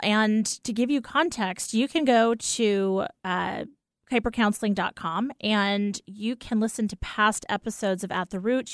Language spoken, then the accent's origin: English; New York, United States; I'm a New Yorker.